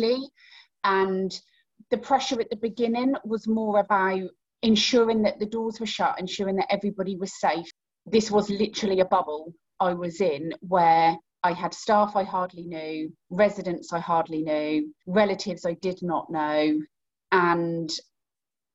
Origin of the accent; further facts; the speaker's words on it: Great Yarmouth, East of England, United Kingdom; in my hometown of Great Yarmouth